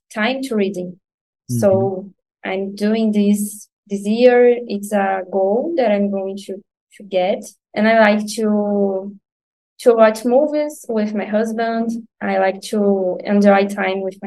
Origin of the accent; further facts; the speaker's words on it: Nova Iguaçu, Rio de Janeiro, Brazil; English is a second language; I've never lived near to my job because I'm from Nova Iguaçu, and usually I've worked at Rio de Janeiro, the center, the main city